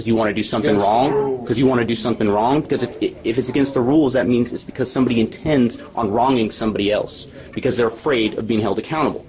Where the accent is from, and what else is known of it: Idaho, United States